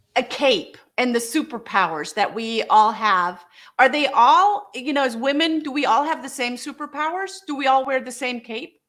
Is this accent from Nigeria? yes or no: no; Germany; now in United States; I'm from Germany